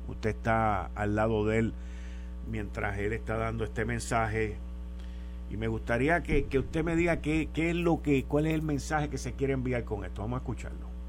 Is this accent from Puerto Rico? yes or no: yes; Puerto Rico; nosotros tenemos en esta isla